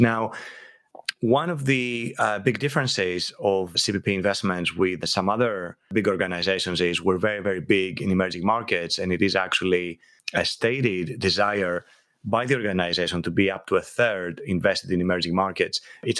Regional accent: Greece; moved away as an adult; now in London, United Kingdom; I was born and I was raised in Greece, and I moved to London 31 years ago to study computer science at Imperial College.

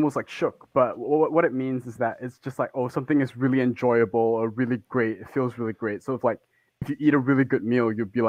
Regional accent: Singapore; moved away as an adult; now in United Kingdom; I'm in the UK doing my master's, but I'm from Singapore.

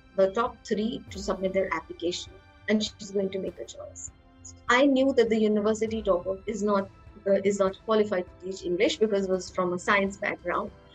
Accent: Lucknow, Uttar Pradesh, India; I was born and raised in Lucknow. That's a small town in Uttar Pradesh.

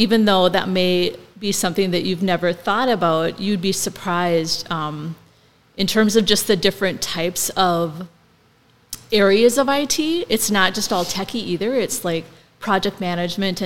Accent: Milan, Minnesota, United States; moved away as an adult; I'm originally from Milan, Minnesota, which is southwest of Wilmer, about 40 minutes away, and very small town, 427 people when I lived there.

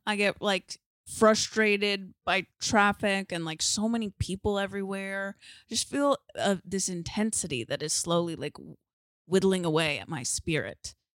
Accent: San Diego, California, United States; now in Los Angeles, United States; I'm from San Diego

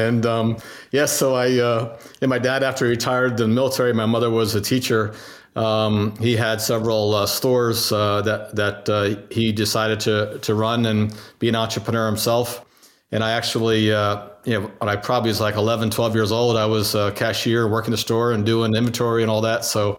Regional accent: New Jersey, United States; also born or lived in Virginia / Germany / France / Pennsylvania; I was born in Virginia. My dad was actually in the military. So as a boy, I lived in Germany and France, Pennsylvania, and then he came back and retired in New Jersey. And so from there, I more or less grew up

